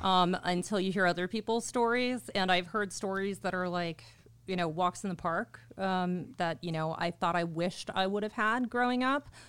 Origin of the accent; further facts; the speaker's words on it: Orland Park, Illinois, United States; moved away as an adult; also born or lived in Chicago, Illinois; now in Arizona, United States; I'm from Orland Park, Illinois